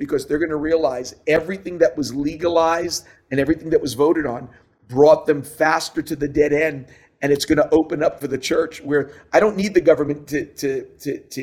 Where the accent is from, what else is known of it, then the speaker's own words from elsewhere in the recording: New York City, New York, United States; you and I grew up in New York City